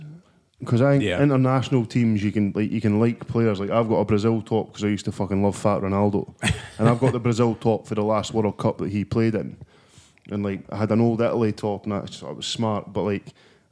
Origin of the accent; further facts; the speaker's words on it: Perth, Scotland, United Kingdom; I'm a guy from Perth.